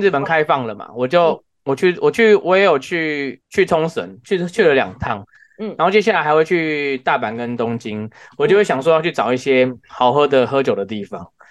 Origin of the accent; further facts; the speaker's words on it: Taiwan; 因为我们台湾人比较不习惯在雪地开车